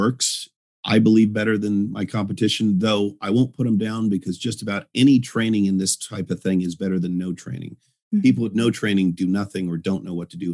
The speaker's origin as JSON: {"language": "English", "region": "Northern Colorado", "country": "United States", "tie": "born or raised there", "also_born_or_lived": "California", "said": "grew up most of my childhood from the time I was 7 to 18 in Northern Colorado"}